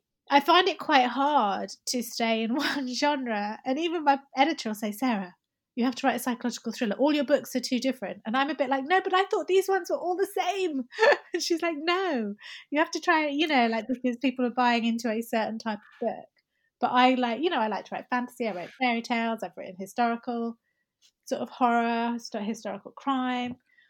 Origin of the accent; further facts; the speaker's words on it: Syria; like I was raised in Syria. So, you know, I don't have that anti-Arab sentiment that a lot of people do.